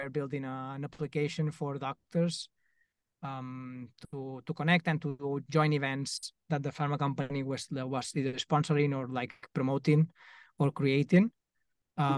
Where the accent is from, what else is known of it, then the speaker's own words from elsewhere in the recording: Mallorca, Balearic Islands, Spain; I'm from Mallorca